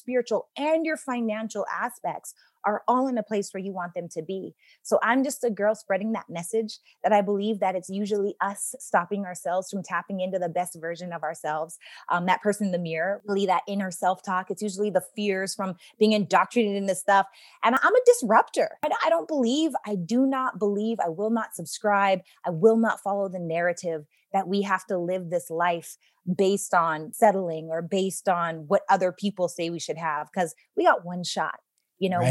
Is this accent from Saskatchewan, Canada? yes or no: yes; Regina, Saskatchewan, Canada; I'm from Regina, Saskatchewan, Canada